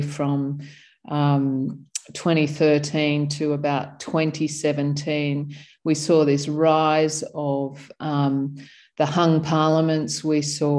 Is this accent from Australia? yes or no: yes; Sydney, New South Wales, Australia; moved away as an adult; also born or lived in Canberra; I grew up in Sydney